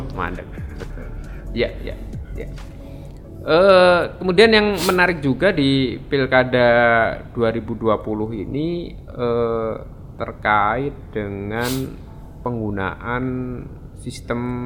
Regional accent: Sleman Regency, Special Region of Yogyakarta, Indonesia; di kampung saya di Kabupaten Sleman

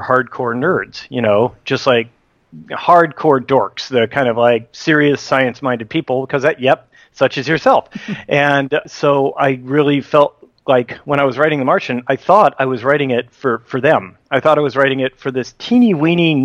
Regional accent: Livermore, California, United States; I ended up getting a job at Sandia National Labs in Livermore, my hometown

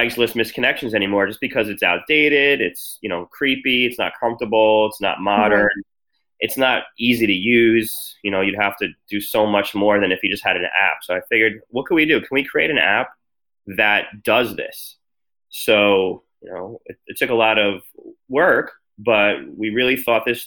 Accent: New Jersey, United States; moved away as an adult; also born or lived in Washington, D.C. / Miami; I grew up in New Jersey

